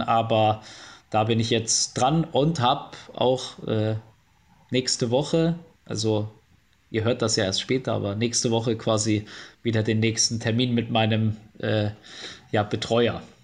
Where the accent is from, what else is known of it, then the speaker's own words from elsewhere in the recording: Bavaria, Germany; moved away as an adult; now in Cologne, Germany; Bayern wird immer meine Heimat bleiben, aber Köln ist auf jeden Fall Wahlheimat geworden